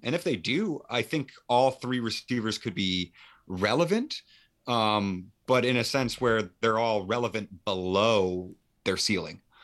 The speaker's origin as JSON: {"language": "English", "country": "Canada", "said": "I am Canadian"}